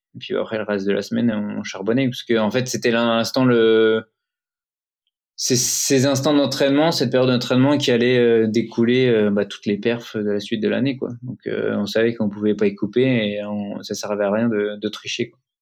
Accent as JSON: {"language": "French", "town": "Épinal", "region": "Grand Est", "country": "France", "tie": "born or raised there", "said": "on vient d'Épinal, donc c'est une, ville dans, dans, les Vosges. Les images d'Épinal. Et on est tous les deux Vosgiens fiers de l'être"}